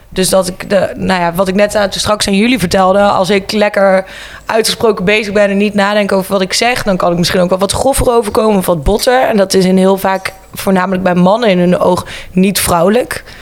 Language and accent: Dutch; Breda, North Brabant, Netherlands; 29 jaar, geboren en getogen in Breda.